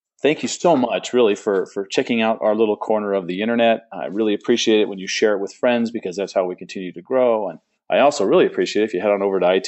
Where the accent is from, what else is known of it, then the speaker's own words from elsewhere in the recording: Southern California, United States; I grew up in Southern California.